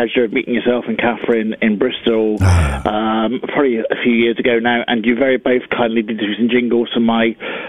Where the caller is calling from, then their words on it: Guernsey; Well, I'm calling in from Guernsey.